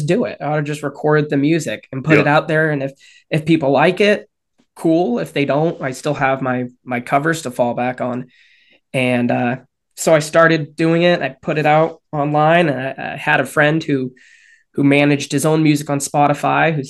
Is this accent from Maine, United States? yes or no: yes; Bar Harbor, Maine, United States; now in Augusta, United States; I'm born and raised out of Bar Harbor, which is about 2.5 hours on the coast.